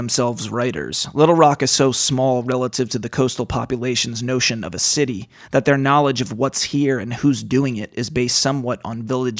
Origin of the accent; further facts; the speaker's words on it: Maryland, United States; that's like where I grew up outside of Baltimore.